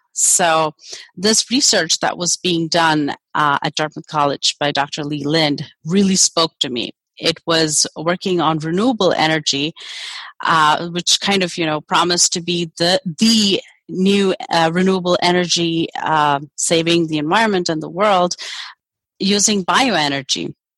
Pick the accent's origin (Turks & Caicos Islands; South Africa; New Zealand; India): India; moved away as an adult; also born or lived in Germany; now in United States; I grew up in India